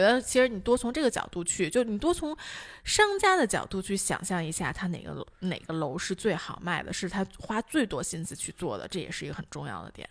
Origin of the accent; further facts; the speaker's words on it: Beijing, China; also born or lived in Guangzhou, Guangdong; 我出生在广东，如果大家不知道的话，我在广州一到三岁的时候其实是住，呃，就要坐电梯的，然后我搬来北京第一套房也是要坐电梯的